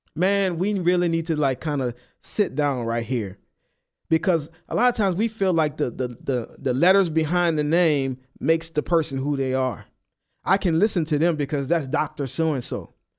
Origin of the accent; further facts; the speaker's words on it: New Orleans, Louisiana, United States; I'm from New Orleans. I don't enunciate, you know? My T's, they sound like D's